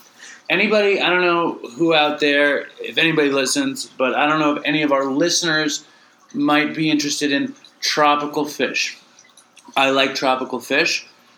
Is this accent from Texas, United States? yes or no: no; New York, United States; here we are, like, from the Lower East Side of Manhattan.